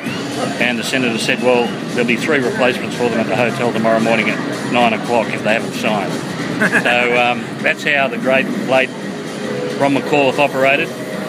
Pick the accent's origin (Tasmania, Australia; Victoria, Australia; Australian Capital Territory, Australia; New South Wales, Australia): New South Wales, Australia; Manly; now in Brisbane, Australia; Yeah, I'm from Manly, mate. I was born in Manly and followed Manly for many years, but then I came up to Brisbane in 79, had a family up here